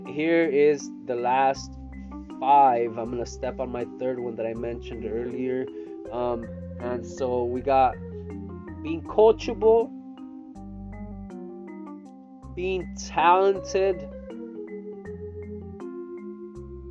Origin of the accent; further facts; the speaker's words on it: Salinas, California, United States; also born or lived in Stockton, California; I grew up here in Salinas since 1989